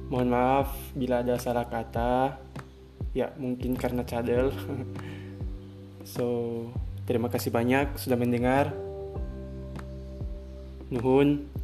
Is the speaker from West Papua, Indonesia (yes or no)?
yes; West Papua, Indonesia; born there; Bisa dibilang Saya campuran gado-gado Karena orang tua saya asli Bugis semua Namun Saya lahir di Papua Barat, Sorong Selatan